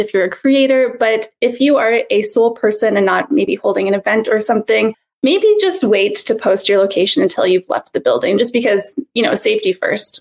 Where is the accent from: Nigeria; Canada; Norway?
Canada; Montreal, Quebec; I am from Montreal